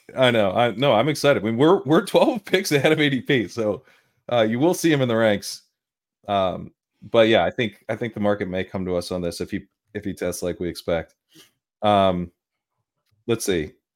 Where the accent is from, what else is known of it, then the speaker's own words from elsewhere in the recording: Delaware, United States; I grew up in Delaware